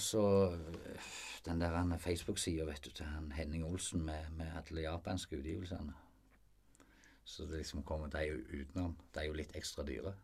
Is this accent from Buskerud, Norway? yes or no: no; Frafjord, Rogaland, Norway; Jeg vokste opp i Frafjord